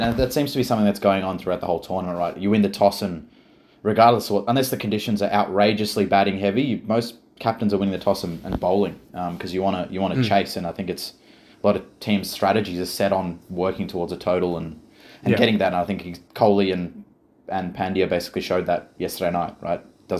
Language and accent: English; India; felt as patriotic as I ever felt about being Indian.